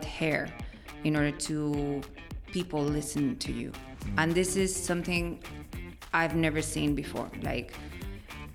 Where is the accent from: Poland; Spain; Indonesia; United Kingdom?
Spain; León, Castile and León; English is a second language; moved away as an adult; also born or lived in Ireland / Barcelona; I was born and raised in Spain, in León, in the Northwest